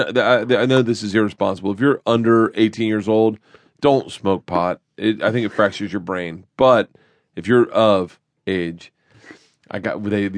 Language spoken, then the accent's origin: English; Tampa, Florida, United States; My mom's whole family is Philly, and I grew up in Tampa.